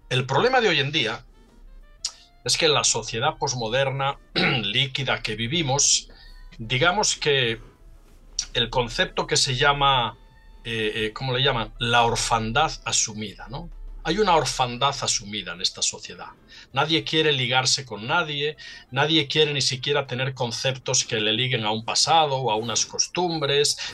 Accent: Salinas, Asturias, Spain; moved away; desde mi pueblo natal, Salinas, un pueblecito en la costa norte

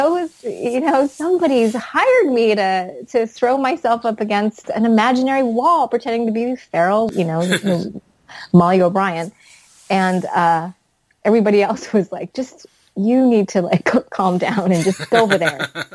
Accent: the South, United States; I grew up in the South, so I understand the Southern mentality

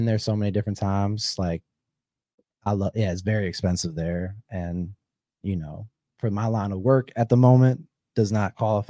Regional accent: Wisconsin, United States; moved away; Oh yeah, we came from Wisconsin and moved here now.

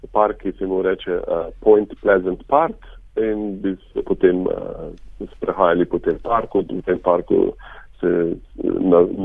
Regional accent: Šentjur, Slovenia; moved away as an adult; now in Nova Scotia, Canada; Mi smo se preselili iz Zelenja, ko sem bil star približno pet let na Proseniško, e, to je e, manjša vas v bližini Šentjurja

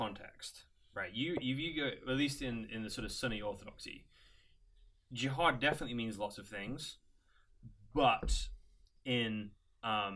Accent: United Kingdom; now in United States; as a British person, there's some ways I represent British culture well

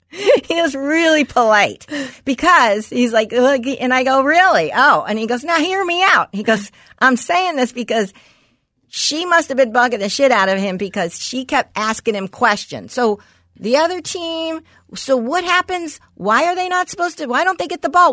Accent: Los Angeles, California, United States; a block from where I grew up in West Hills

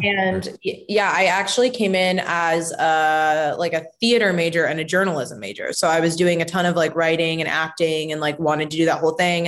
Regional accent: Bend, Oregon, United States; also born or lived in Miami / Phoenix / New York; I feel like Oregon is like my hometown.

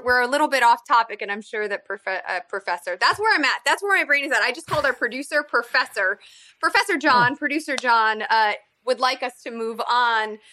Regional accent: Illinois, United States; my home state

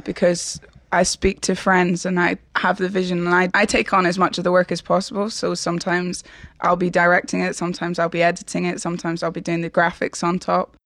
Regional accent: Edinburgh, Scotland, United Kingdom; I'm from Edinburgh.

